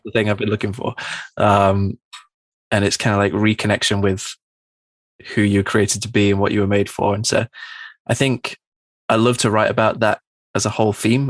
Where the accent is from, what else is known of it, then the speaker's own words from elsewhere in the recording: Manchester, North West England, United Kingdom; growing up in Manchester, it's a really big music city